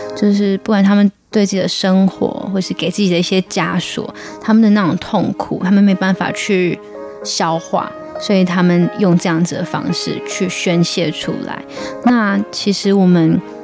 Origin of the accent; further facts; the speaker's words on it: Taiwan; 那我们台湾人都很友善，我们就被教导就是要笑脸迎人啊